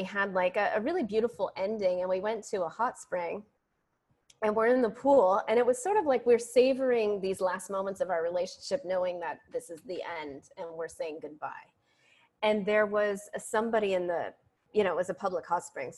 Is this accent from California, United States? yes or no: yes; San Francisco, California, United States; moved away as an adult; now in Ashland, United States; I'm from San Francisco and here I am, you know, way up in Ashland